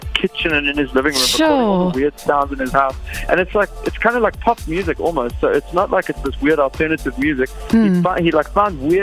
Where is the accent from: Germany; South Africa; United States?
South Africa; Fish Hoek, Western Cape; I grew up in Fishhook, small little town there, just kind of basically Cape Town.